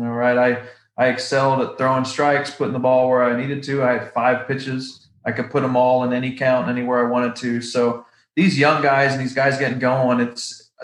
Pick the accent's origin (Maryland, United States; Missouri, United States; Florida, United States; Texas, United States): Florida, United States; Orlando; also born or lived in Vancouver, Canada / Titusville, Florida; I was born in Vancouver, but my family moved down to kind of Titusville area in Florida pretty much when I was about a year old. My dad got a job at Kennedy Space Center, so he still works there to this day as an engineer. So I grew up in Orlando